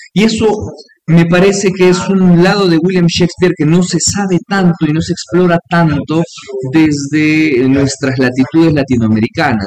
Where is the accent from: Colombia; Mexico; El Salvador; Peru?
Peru; como ciudadanos peruanos